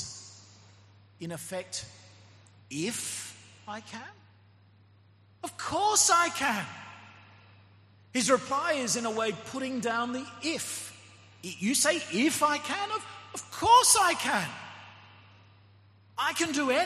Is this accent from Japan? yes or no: no; Australia; moved away; my home country, Australia